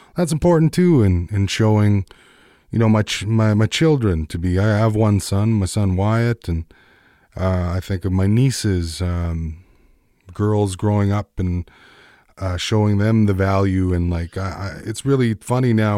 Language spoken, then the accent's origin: English; Peguis, Manitoba, Canada; growing up in Peguis